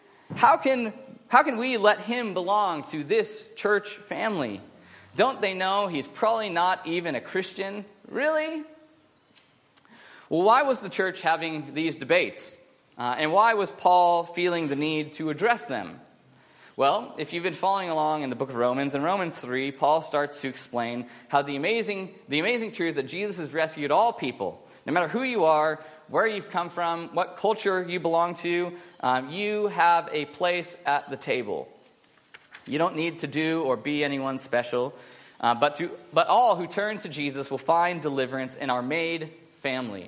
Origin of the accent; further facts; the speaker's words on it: United States; now in Australia; I'm an American